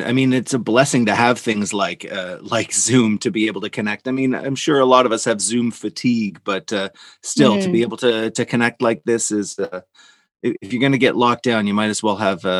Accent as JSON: {"language": "English", "town": "Toronto", "region": "Ontario", "country": "Canada", "said": "We're both from Big Bad Toronto."}